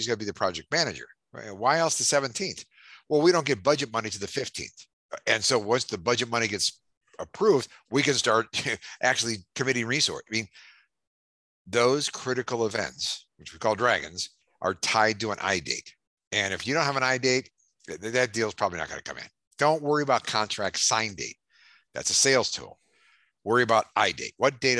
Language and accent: English; Ohio, United States; moved away; I'm from Ohio, and we're a big college fan and a pro football fan there.